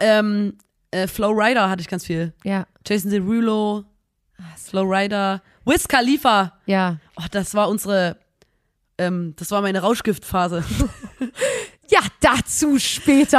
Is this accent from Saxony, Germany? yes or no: yes; Chemnitz, Saxony, Germany; wir kommen aus Chemnitz